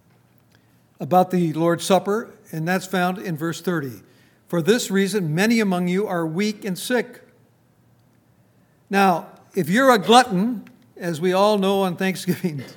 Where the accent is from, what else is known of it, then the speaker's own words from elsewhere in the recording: Minnesota, United States; now in Front Royal, United States; I come from Minnesota